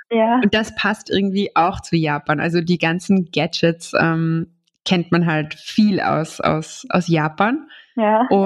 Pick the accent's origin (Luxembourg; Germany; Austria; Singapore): Austria; die es vielleicht bei uns in Österreich noch nicht so gibt?